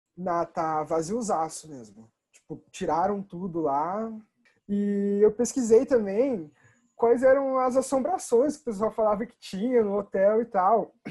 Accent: Bandeirantes, Paraná, Brazil; eu vivi minha vida inteira em Bandeirantes

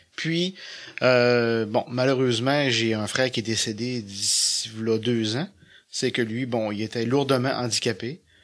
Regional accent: Petit-Saguenay, Quebec, Canada; moved away as an adult; now in Saguenay, Canada; je suis natif de Petit-Saguenay

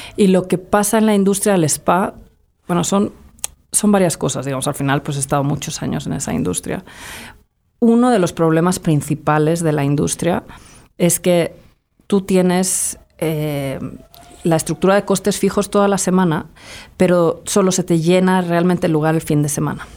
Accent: Madrid, Community of Madrid, Spain; moved away as an adult; also born or lived in United States; now in Mexico; yo crecí en Madrid

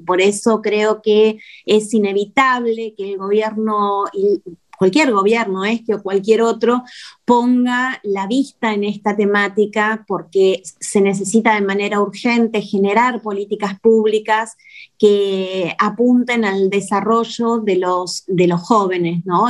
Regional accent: Argentina

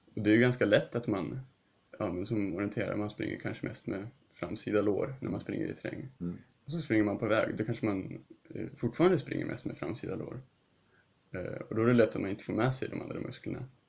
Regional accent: Sweden; also born or lived in Huddinge, Sweden

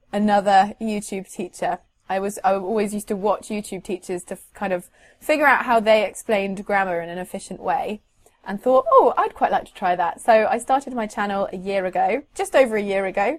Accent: England, United Kingdom; I am an English teacher from England

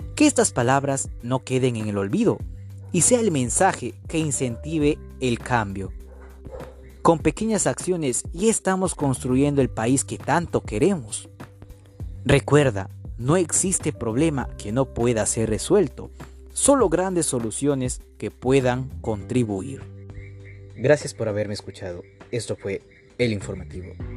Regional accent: Peru; nuestro Perú

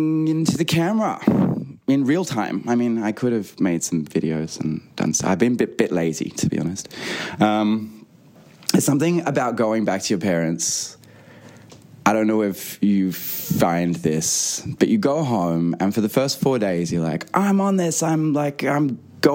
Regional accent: Australia; now in London, United Kingdom; I'm an Australian singer-songwriter. Currently back in Australia, but normally I live in London

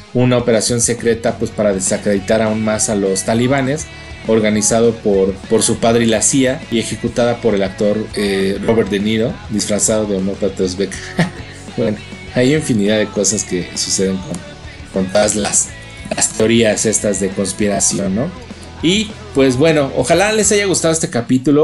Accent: Mexico; nosotros los mexicanos

